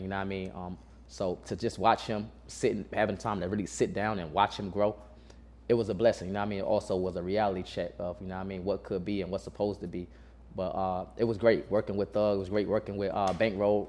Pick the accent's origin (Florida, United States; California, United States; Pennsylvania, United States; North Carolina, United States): North Carolina, United States; Burlington; originally I'm from North Carolina. Man, I'm from um, Burlington, North Carolina.